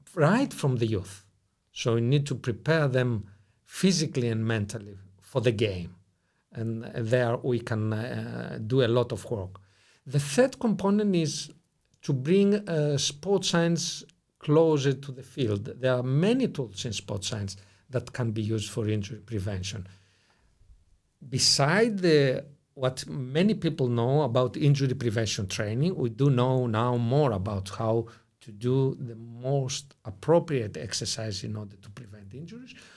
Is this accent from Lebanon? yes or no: no; Greece; also born or lived in Brussels, Belgium; I'm Greek in origin